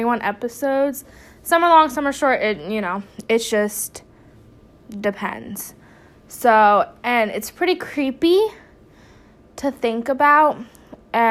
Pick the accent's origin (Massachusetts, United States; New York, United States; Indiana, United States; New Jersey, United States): New Jersey, United States; now in North Carolina, United States; I'm originally from New Jersey, but I'm in North Carolina